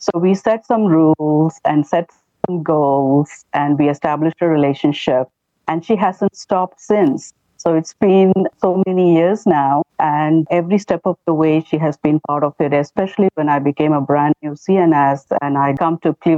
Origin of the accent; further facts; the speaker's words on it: India; moved away as an adult; now in United States; I come from India